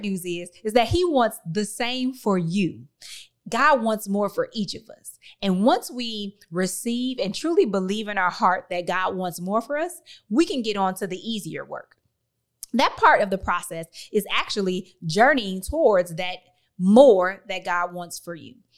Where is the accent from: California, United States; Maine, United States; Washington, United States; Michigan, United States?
Michigan, United States; Detroit; I was born and raised in Detroit, Michigan